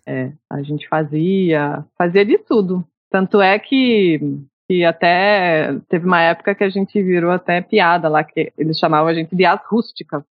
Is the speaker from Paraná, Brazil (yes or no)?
yes; São José dos Pinhais, Paraná, Brazil; Eu sou de São José dos Pinhais